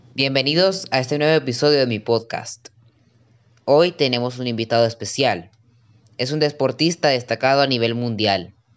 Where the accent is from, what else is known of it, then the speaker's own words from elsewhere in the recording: Venezuela; Soy un joven venezolano